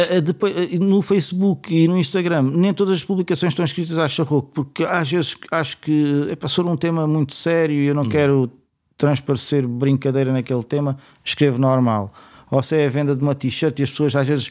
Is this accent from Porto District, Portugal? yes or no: no; Setúbal, Portugal